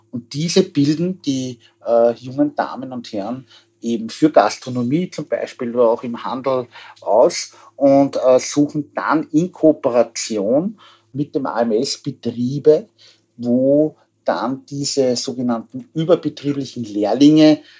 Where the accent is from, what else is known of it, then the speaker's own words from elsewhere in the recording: Austria; also bei uns in Österreich ist das längst erfüllt.